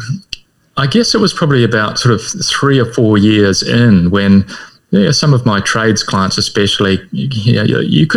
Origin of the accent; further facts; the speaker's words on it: Whakatane, Bay of Plenty, New Zealand; accent: Kiwi; I come from Whakatane.